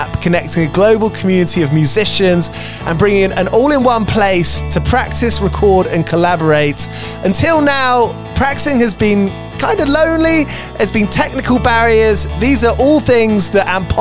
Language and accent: English; London, United Kingdom; growing up in London